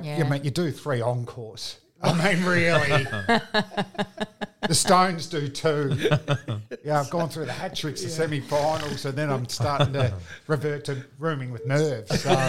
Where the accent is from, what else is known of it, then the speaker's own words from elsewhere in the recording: Springvale, Victoria, Australia; growing up in Springvale